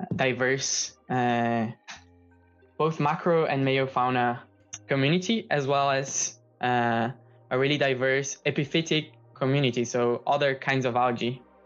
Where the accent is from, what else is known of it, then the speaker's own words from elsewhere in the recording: São Paulo, Brazil; moved away as an adult; I am from Brazil. I'm from São Paulo